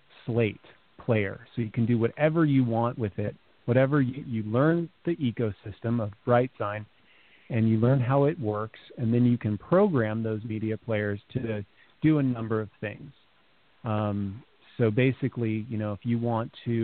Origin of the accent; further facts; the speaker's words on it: California, United States; I grew up in California